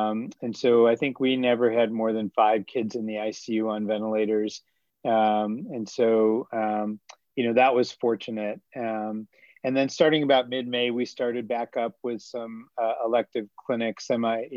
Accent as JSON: {"language": "English", "town": "Rochester", "region": "New York", "country": "United States", "tie": "born or raised there", "also_born_or_lived": "Durham, North Carolina", "moved": "yes", "lives_now": "Boston, United States", "said": "I grew up in Rochester, New York"}